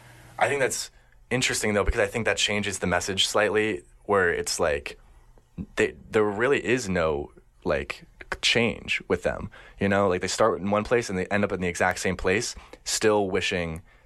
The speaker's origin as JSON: {"language": "English", "country": "United States", "tie": "born or raised there", "said": "I grew up in America"}